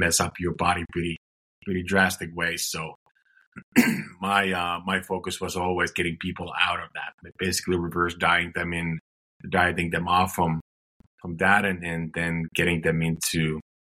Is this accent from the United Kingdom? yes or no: no; Finland; moved away; I'm originally from Finland